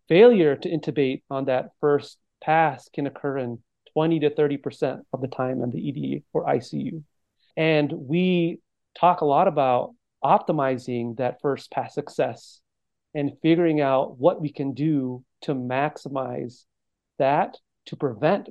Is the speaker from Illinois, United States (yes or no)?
no; Monterey County, California, United States; moved away as an adult; now in San Francisco, United States; I'm originally from the Monterey County in California, born and raised